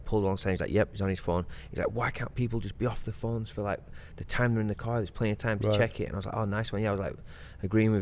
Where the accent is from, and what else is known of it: Blackburn, North West England, United Kingdom; moved away as an adult; now in United States